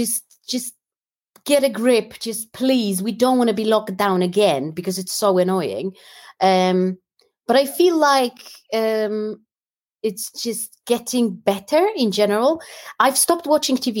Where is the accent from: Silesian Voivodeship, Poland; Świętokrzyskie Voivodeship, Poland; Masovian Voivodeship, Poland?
Masovian Voivodeship, Poland; Warsaw; moved away as an adult; also born or lived in London, United Kingdom; now in United Kingdom; I grew up in Warsaw and then moved to London.